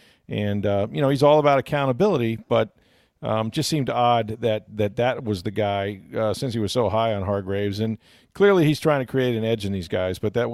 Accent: Bronx, New York, United States; from the Bronx.

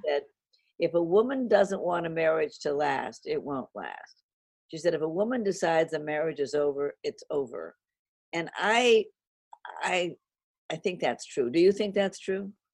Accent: Los Angeles, California, United States; I grew up in Hollywood where everybody was an actor, a writer, a director

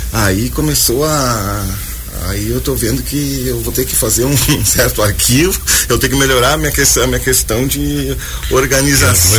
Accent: Caçapava do Sul, Rio Grande do Sul, Brazil; moved away as an adult; also born or lived in Porto Alegre; now in Joinville, Brazil; eu comecei a tocar, cantar lá em Caçapava do Sul, no uhum. Rio Grande do Sul

